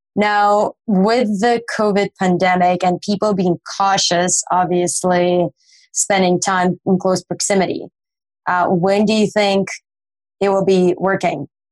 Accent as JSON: {"language": "English", "country": "Russia", "said": "I'm from Russia"}